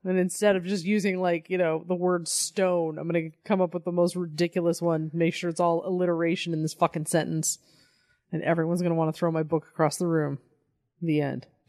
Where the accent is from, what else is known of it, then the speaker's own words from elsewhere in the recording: Colorado, United States; I'm from Colorado